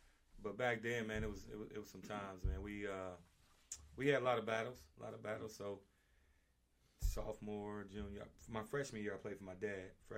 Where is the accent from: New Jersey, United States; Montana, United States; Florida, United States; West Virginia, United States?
West Virginia, United States; Harlem Heights; also born or lived in Oak Hill, West Virginia / Tennessee; So, I'm from Oak Hill, West Virginia, born and raised in a town outside of Oak Hill, Harlem Heights, West Virginia. So, born and raised in Harlem Heights, grew up, went to Oak Hill High School.